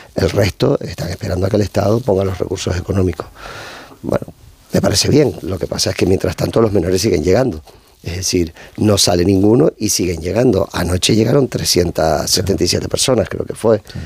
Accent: Canary Islands, Spain; siendo de Canarias

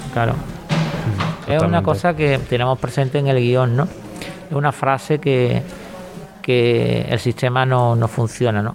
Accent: Cádiz, Andalusia, Spain; como gaditano

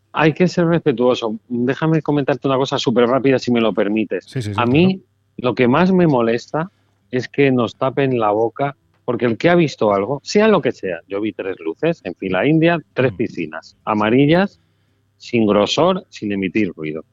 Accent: Mallorca, Balearic Islands, Spain; now in Málaga, Spain; Ahora estoy en una feria que han creado en Mallorca, que estuve hace poco y he disfrutado mucho de mi tierra

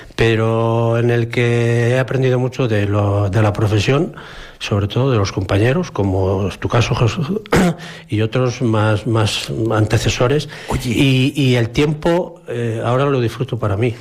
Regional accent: Palencia province, Castile and León, Spain; moved away; also born or lived in Valladolid province; soy de Palencia, de la provincia de Palencia

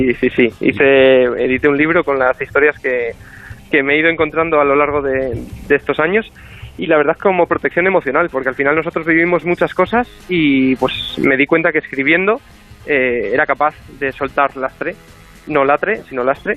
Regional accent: Madrid, Community of Madrid, Spain; nací en Madrid por error, pero mis padres y abuelos son de Ponferrada

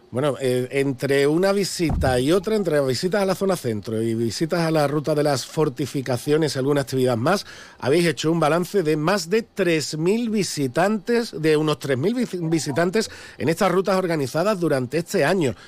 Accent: Andalusia, Spain; somos andaluces

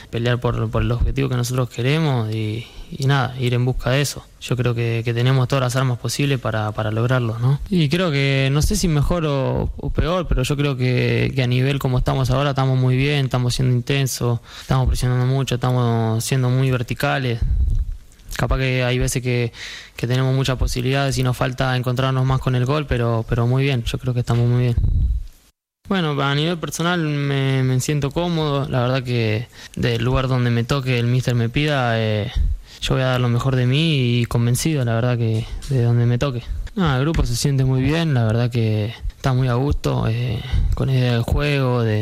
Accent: Argentina; moved away as an adult; now in Elche, Spain; Yo vine de Argentina, es otra cosa ya esto es Europa, el primer nivel y son un montón de cambios

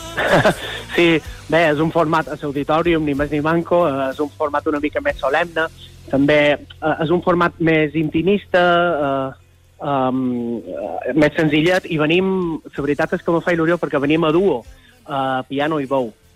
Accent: Son Servera, Balearic Islands, Spain; nosaltres som de Son Cervera, de Llevant mallorquí, i allà en el litoral de Son Cervera, la eh, joia de la corona és una petita cala que seria Esport Nou, que és on nosaltres vàrem passar la infància

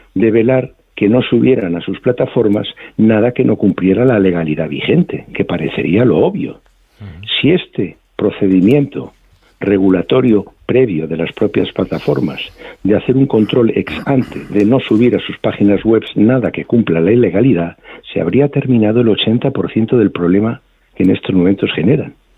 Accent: Spain; somos los españoles

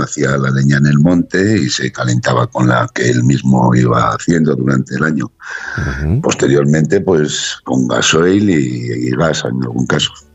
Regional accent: Sabando, Basque Country, Spain; un pueblo pequeñito de montaña, a una altitud de 800 metros, aquí en Álava

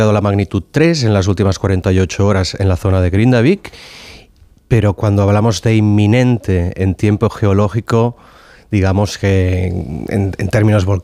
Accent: Barcelona, Catalonia, Spain; also born or lived in Reykjavik, Iceland; yo me crié en Barcelona, en, en, Gracia, así que un barrio con mucha densidad de población, con lo cual estaba acostumbrado.

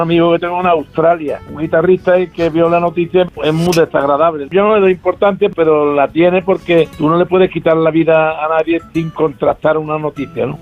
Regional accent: Jerez de la Frontera, Andalusia, Spain; por aquí, por mi pueblo Jerez

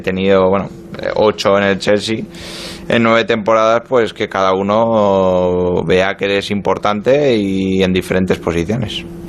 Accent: Pamplona, Navarre, Spain; moved away as an adult; also born or lived in Marseille, France; now in London, United Kingdom; me fui muy joven de Pamplona, me fui con 20 años de Osasuna, viví, dos años en Francia, en Marsella y bueno, pues ya llevo nueve en, en Londres

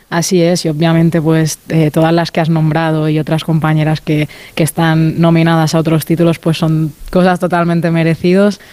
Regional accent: Mallorca, Balearic Islands, Spain; now in Barcelona, Spain; al ser de Mallorca, ¿no? un sitio más, más pequeñito, siempre que, vamos allí, las que somos de allí

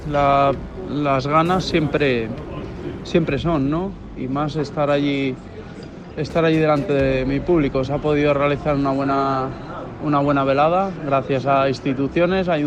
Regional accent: Argentina; Somos argentinos y los argentinos nos sobra de los huevos.

